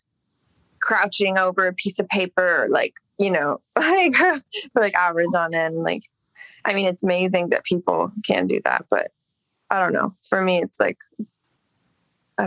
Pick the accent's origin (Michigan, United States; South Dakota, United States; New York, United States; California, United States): California, United States; Los Angeles; I grew up in Echo Park. I mean, I guess same dish, but that's where I lived from when I was a baby until like 16.